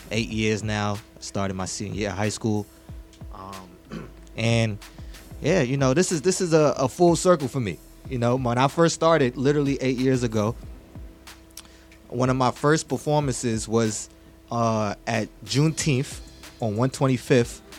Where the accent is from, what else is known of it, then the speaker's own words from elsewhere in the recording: Mount Vernon, New York, United States; also born or lived in Bronx; Yes, so I'm from Money Earning Mount Vernon uh